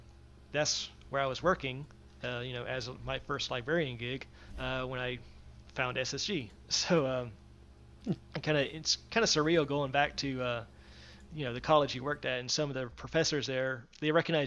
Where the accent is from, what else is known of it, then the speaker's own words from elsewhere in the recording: Georgia, United States; now in Florida, United States; Born and raised in Georgia, and now I'm pretty much in Florida. So, or like where I'm right on the border